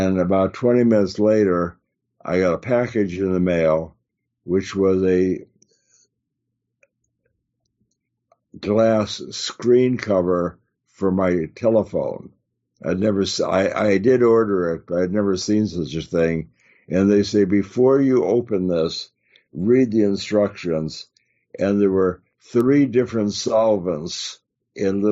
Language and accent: English; Chicago, Illinois, United States; moved away; where I grew up in Chicago